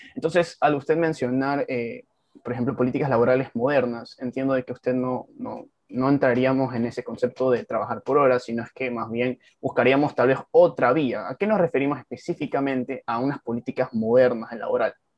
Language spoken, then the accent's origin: Spanish; Ecuador; un joven como yo, ecuatoriano